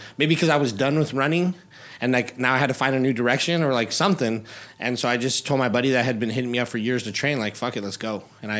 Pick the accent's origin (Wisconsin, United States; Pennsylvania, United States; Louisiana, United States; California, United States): California, United States; Chino Hills; moved away as an adult; also born or lived in Covina, California / Orange County, California; now in Las Vegas, United States; I was born in Covina. I lived there for about 7 years, and then I moved to Chino Hills, so IE, and went to school there, graduated out there, and then moved out to OC when I, like I said, when I was 21 years old